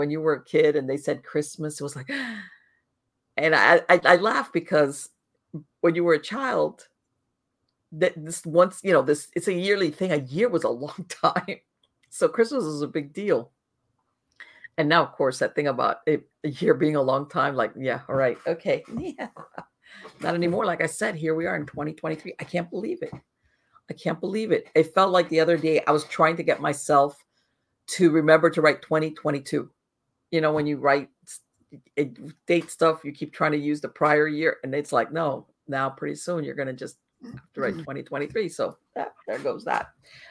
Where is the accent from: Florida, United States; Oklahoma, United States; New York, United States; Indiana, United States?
Florida, United States; Miami; moved away as an adult; now in Northern Florida, United States; I grew up in Miami. I was born and raised in Miami